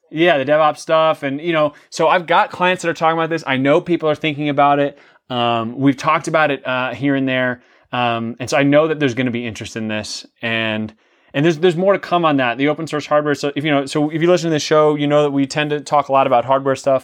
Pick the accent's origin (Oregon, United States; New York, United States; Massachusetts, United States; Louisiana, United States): New York, United States; New York City; I grew up in the New York City, uh, area. I was born in New York City